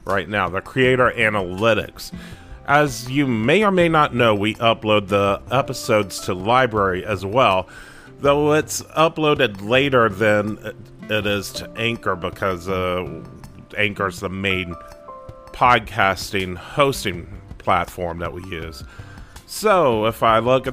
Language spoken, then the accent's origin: English; North Carolina, United States; my home state of North Carolina